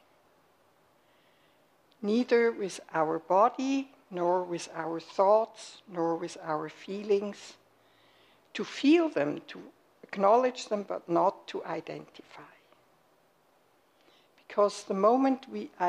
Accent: Switzerland; moved away as an adult; now in United States; I was raised and born in Switzerland and lived there for 41 years.

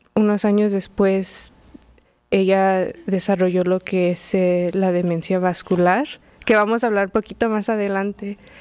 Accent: Los Angeles, California, United States; moved away as an adult; also born or lived in Queens, New York; now in New York, United States; Mis padres llegaron a California en los noventas de México. Entonces, mis hermanas y yo crecimos en Los Ángeles

